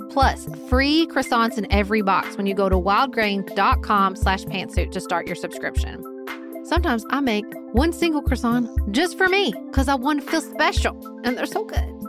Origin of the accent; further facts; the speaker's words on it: United States; my perspective as an American citizen